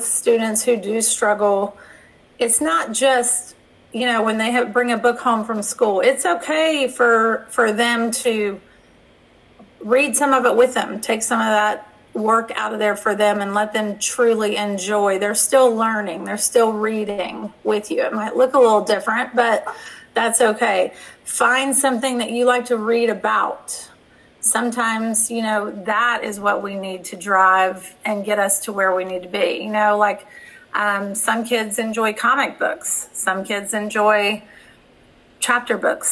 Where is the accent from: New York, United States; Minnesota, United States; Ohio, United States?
Ohio, United States; moved away; I'm originally from Ohio